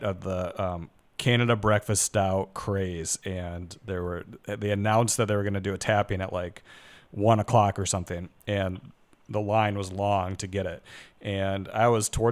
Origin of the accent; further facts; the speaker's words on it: Michigan, United States; moved away; that's where I'm from